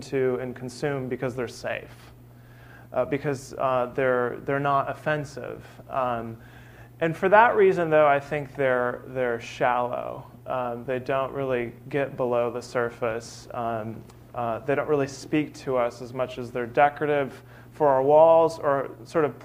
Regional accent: California, United States; now in Birmingham, United States; I'm from California

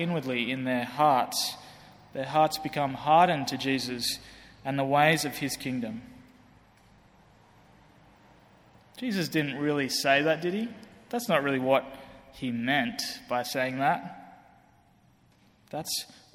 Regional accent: Australia; moved away; I come from Australia, obviously you can hear that. You might think I'm British, but I come from Australia.

